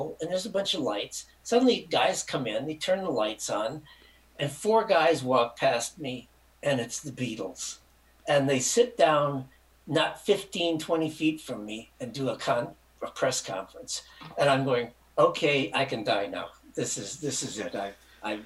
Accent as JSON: {"language": "English", "region": "Michigan", "country": "United States", "said": "I'm a Hick from Michigan"}